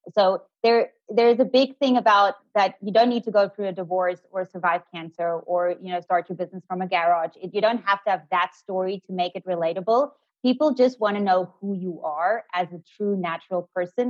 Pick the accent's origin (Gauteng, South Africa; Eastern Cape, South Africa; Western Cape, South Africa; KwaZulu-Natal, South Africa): Western Cape, South Africa; Cape Town; I'm from Cape Town